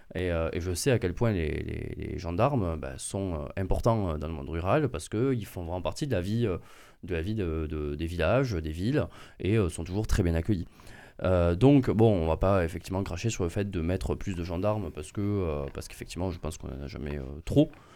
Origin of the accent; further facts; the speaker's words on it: near Angers, Pays de la Loire, France; de là où je viens, à Florence, d'Angers